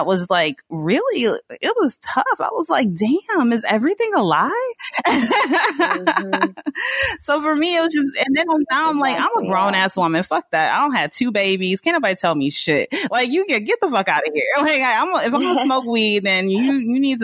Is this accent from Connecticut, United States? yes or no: no; Snellville, Georgia, United States; moved away as an adult; also born or lived in Mississippi / New York; now in Los Angeles, United States; I was born in Mississippi and I spent a good chunk of my childhood in Mississippi. And then we moved to Georgia and I grew up in Snellville, Georgia, in the suburbs